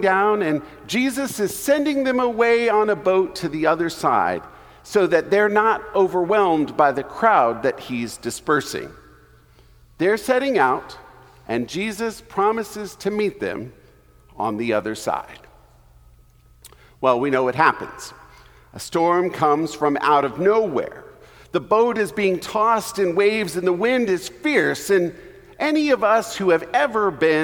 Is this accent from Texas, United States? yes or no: yes; Texas, United States; I grew up in Texas